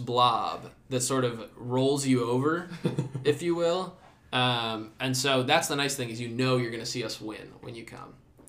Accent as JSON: {"language": "English", "country": "Australia", "said": "given we're from Australia."}